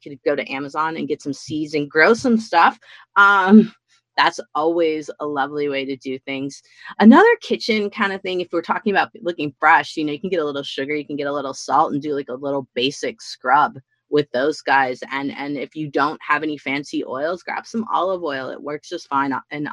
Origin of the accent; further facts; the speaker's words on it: Midwest, United States; also born or lived in Washington State; now in Washington, United States; Growing up in the Midwest where I grew up